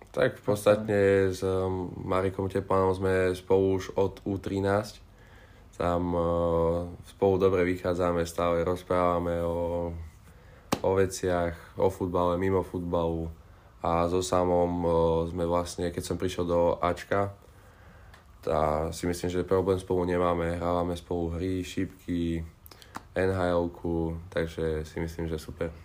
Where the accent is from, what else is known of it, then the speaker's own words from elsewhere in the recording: Strečno, Žilina Region, Slovakia; vyrastal som v Strečne